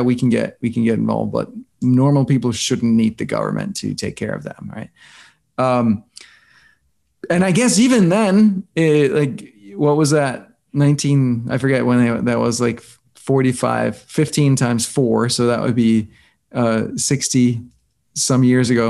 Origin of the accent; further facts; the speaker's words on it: Denmark; moved away as an adult; also born or lived in New York; I grew up in Denmark